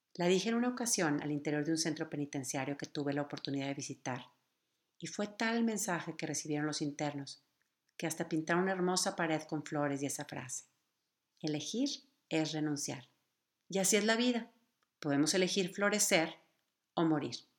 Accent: Mexico; nuestro querido México

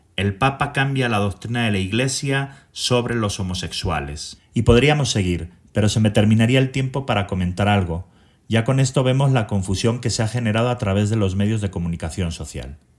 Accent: Zaragoza, Aragon, Spain; moved away as an adult; now in Mexico City, Mexico; Soy originario de Zaragoza, España y llevo en México más de 27 años

